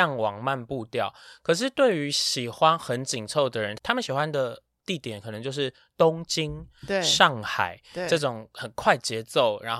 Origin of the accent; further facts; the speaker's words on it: Taiwan; 我们台湾人